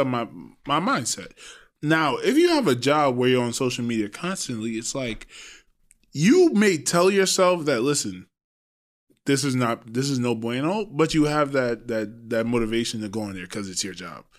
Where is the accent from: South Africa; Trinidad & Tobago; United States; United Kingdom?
Trinidad & Tobago; I'm old school from Trinidad